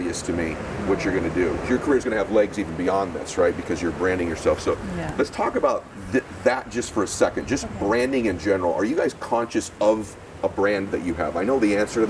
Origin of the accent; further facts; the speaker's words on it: Massachusetts, United States; moved away; I'm from New England, I'm from Massachusetts also originally.